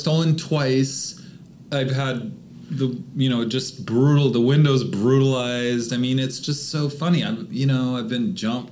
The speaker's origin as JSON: {"language": "English", "country": "United States", "tie": "born or raised there", "also_born_or_lived": "Clackamas, Oregon / Seattle, Washington", "said": "I grew up in Clackamas, in Seattle, both wealthy neighborhoods"}